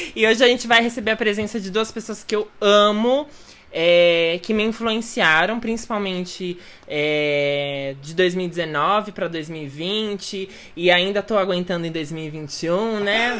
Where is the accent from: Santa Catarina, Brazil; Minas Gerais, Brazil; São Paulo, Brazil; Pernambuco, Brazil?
São Paulo, Brazil; nascida e crescida assim no centro de São Paulo